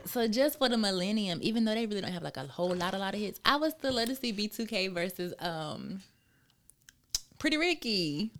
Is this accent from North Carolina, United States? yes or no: yes; Charlotte, North Carolina, United States; also born or lived in Wilson, North Carolina; now in Atlanta, United States; I am from West Side of Charlotte